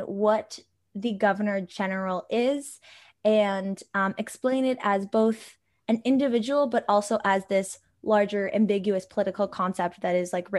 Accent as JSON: {"language": "English", "town": "Hamilton", "region": "Ontario", "country": "Canada", "tie": "born or raised there", "said": "My hometown and birthplace is Hamilton, Ontario, which is also situated on traditional Anishinaabe and Haudenosaunee territory under Treaty 3."}